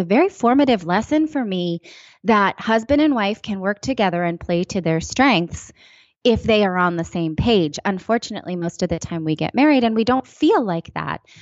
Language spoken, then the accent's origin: English; East Bay area, California, United States; I'm from the East Bay area